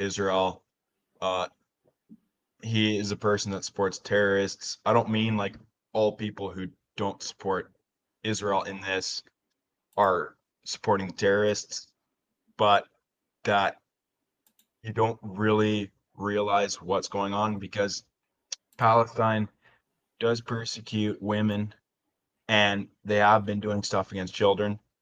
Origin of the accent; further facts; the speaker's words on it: Alberta, Canada; I'm from Alberta.